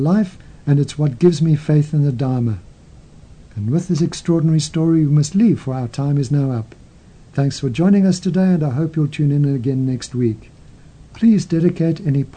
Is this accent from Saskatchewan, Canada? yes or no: no; Calgary, Alberta, Canada; moved away as an adult; also born or lived in London, United Kingdom; my hometown of Calgary